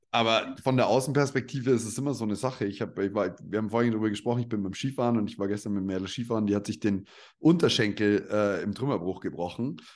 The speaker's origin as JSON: {"language": "German", "area": "Upper Palatinate, between Nuremberg and Regensburg", "region": "Bavaria", "country": "Germany", "said": "Ich bin ja stolzer Bayer eigentlich"}